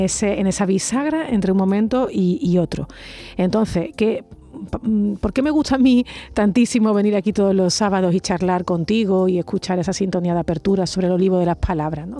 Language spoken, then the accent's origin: Spanish; Andalusia, Spain; accent: Andalusian; nuestro acento